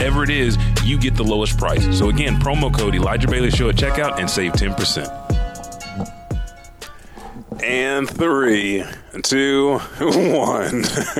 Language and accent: English; Japan; because I'm from Japan myself. I've seen it.